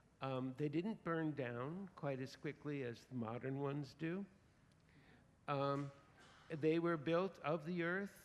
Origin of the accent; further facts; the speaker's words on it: Santa Barbara, California, United States; I'm from Santa Barbara